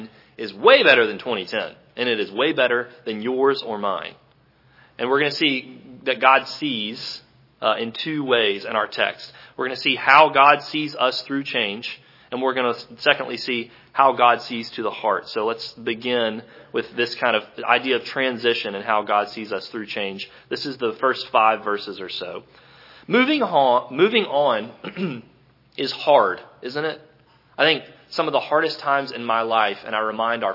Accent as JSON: {"language": "English", "town": "Thomasville", "region": "Georgia", "country": "United States", "tie": "born or raised there", "also_born_or_lived": "Starkville, Mississippi / Jackson, Mississippi", "moved": "as an adult", "said": "I grew up in Thomasville, Georgia"}